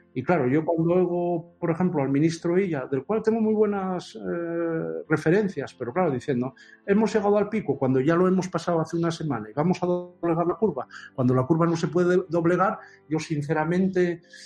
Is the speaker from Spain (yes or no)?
yes; Oviedo, Asturias, Spain; nací en Oviedo el 29 de mayo de 1961